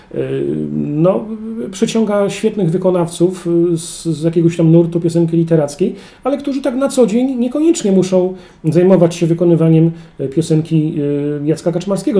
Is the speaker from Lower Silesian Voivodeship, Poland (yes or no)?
yes; Kłodzko Valley, Lower Silesian Voivodeship, Poland; moved away as an adult; now in Wrocław, Poland; urodziłem i wychowałem w Kotlinie Kłodzkiej